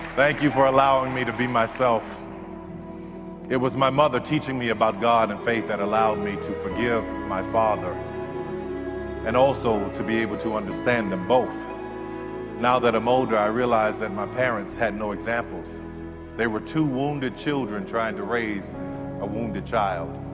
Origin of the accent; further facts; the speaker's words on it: New Orleans, Louisiana, United States; I grew up in New Orleans